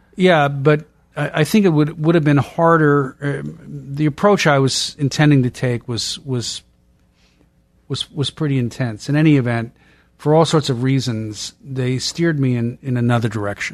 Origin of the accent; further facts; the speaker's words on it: Boston, Massachusetts, United States; I'm from Boston